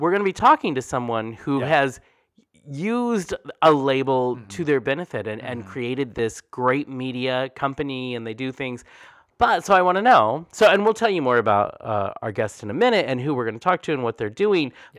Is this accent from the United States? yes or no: yes; Oklahoma, United States; accent: southern; moved away; there's some southern in there, and I'm like, well, probably Oklahoma